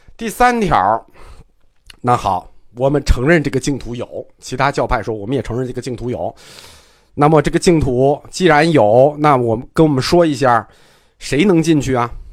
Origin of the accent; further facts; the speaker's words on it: China; 我们中国人